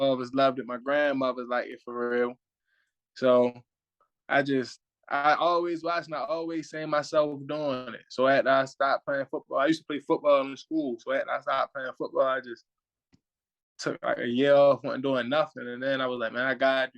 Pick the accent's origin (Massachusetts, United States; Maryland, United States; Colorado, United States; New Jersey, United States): Maryland, United States; Baltimore; now in Atlanta, United States; I'm from Baltimore, but I'm in Atlanta.